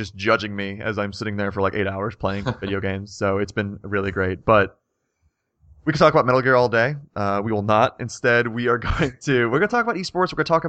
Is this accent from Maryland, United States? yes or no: no; Pittsburgh, Pennsylvania, United States; I was still working back in Pennsylvania where I grew up around the Pittsburgh area.